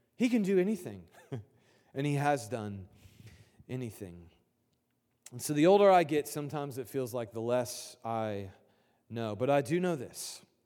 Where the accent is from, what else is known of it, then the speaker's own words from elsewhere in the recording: Indianapolis, Indiana, United States; I grew up in Indianapolis